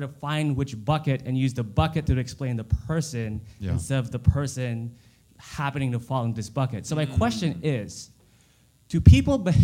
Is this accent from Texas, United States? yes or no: yes; Dallas, Texas, United States; I'm not from Colorado. I was born here